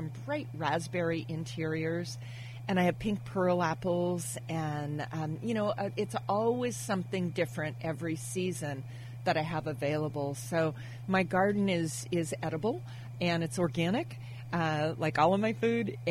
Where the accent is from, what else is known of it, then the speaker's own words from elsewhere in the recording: Napa, California, United States; also born or lived in Monterey, California; growing up in Napa Valley for high school, we moved to Monterey.